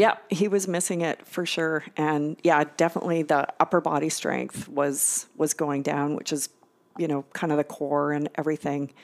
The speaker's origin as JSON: {"language": "English", "town": "Victoria", "region": "British Columbia", "country": "Canada", "tie": "born or raised there", "also_born_or_lived": "Newfoundland", "moved": "as an adult", "lives_now": "Winnipeg, Canada", "said": "University of Victoria, which is where I grew up in Victoria."}